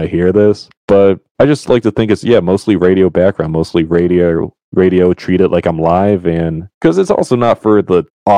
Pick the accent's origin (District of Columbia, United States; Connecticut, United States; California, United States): Connecticut, United States; moved away as an adult; now in Rhode Island, United States; Connecticut, born and raised.